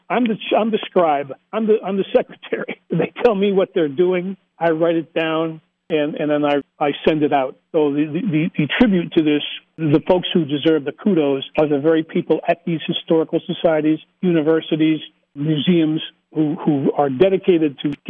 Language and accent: English; the Anthracite region, Pennsylvania, United States; we are from the Anthracite region